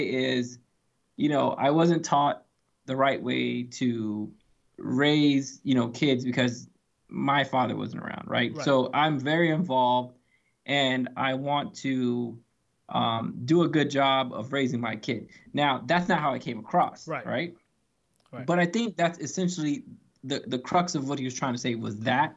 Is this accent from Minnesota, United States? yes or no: no; Atlanta, Georgia, United States; we're from Atlanta